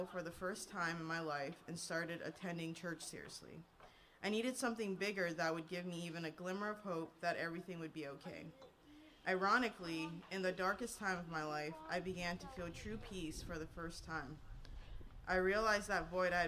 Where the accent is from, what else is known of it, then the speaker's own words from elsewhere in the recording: Hawaii, United States; moved away; I grew up in Hawaii, so life really did feel like paradise